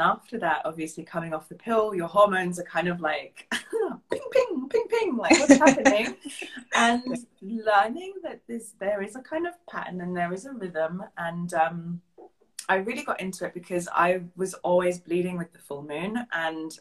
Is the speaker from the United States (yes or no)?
no; England, United Kingdom; moved away as an adult; now in Bavaria, Germany; I'm a bit more German than I am English at this stage